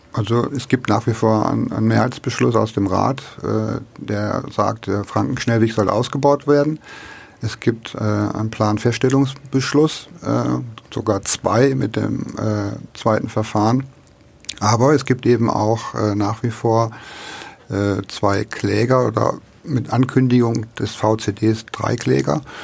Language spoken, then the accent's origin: German; Lower Saxony, Germany; also born or lived in Middle Franconia; now in Nuremberg, Germany; das darf ich sagen, als Niedersachse